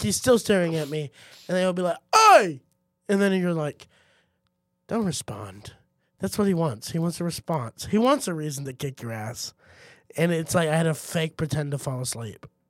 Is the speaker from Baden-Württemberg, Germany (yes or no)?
yes; Heidelberg, Baden-Württemberg, Germany; moved away; when I grew up in Heidelberg